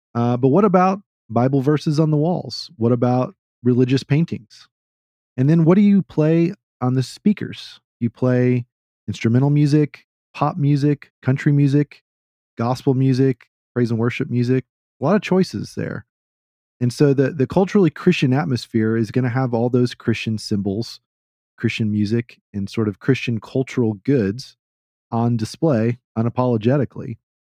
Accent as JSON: {"language": "English", "region": "the South", "country": "United States", "tie": "born or raised there", "said": "I grew up in the South"}